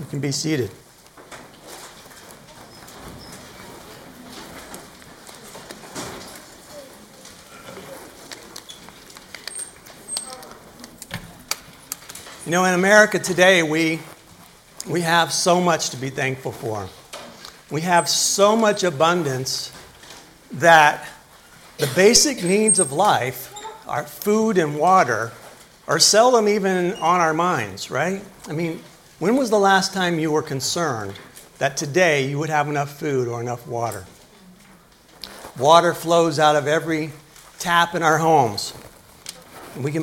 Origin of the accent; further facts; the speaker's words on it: Tennessee, United States; growing up in Tennessee